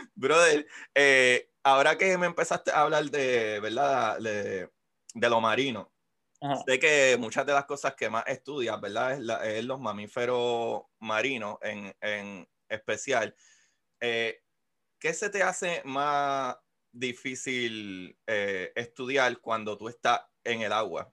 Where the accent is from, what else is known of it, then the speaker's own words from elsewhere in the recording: Puerto Rico; somos puertorriqueños